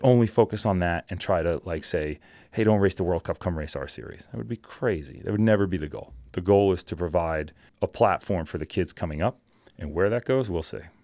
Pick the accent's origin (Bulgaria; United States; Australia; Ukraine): United States; New Jersey; born and raised in New Jersey